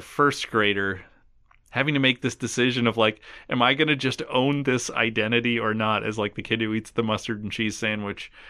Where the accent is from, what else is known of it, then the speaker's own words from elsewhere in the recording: Minnesota, United States; growing up in Minnesota, the first day of school was always the day after Labor Day